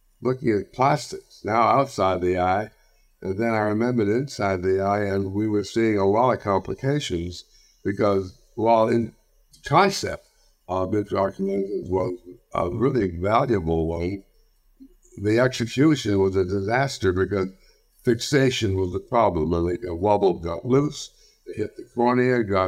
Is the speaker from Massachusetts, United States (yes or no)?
yes; Boston, Massachusetts, United States; moved away as an adult; also born or lived in New York; I'm from Boston